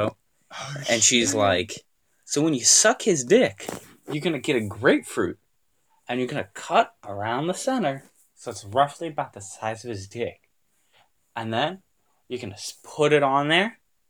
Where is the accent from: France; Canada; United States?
Canada; accent: Canadian; I'm from the Canadian. I'm from the Canadian dialect.